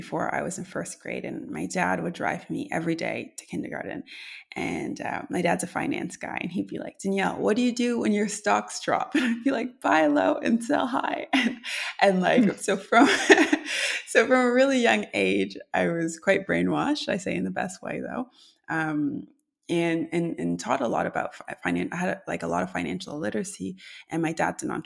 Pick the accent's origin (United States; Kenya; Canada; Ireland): Canada; as a Canadian